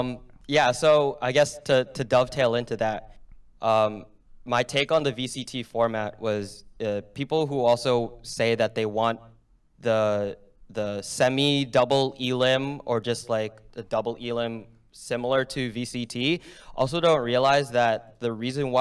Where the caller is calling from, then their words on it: New Jersey, United States; Bergen County, New Jersey.